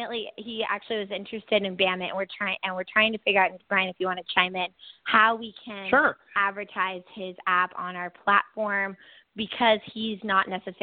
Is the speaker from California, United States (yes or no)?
yes; South Bay, California, United States; I grew up in South Bay